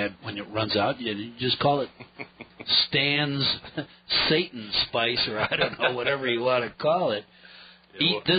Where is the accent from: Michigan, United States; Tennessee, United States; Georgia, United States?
Michigan, United States; moved away; also born or lived in New Hampshire; my dad's from Michigan, I grew up in Michigan, where beans are an occasional member of the family